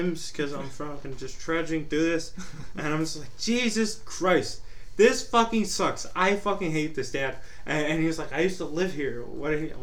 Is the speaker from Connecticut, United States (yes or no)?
no; Texas, United States; I'm from Texas